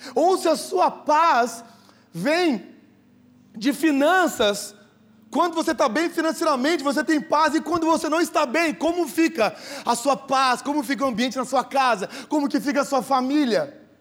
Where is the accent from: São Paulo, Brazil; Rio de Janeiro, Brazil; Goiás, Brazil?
São Paulo, Brazil; Sertãozinho; now in Ribeirão Preto, Brazil; eu nasci em Sertãozinho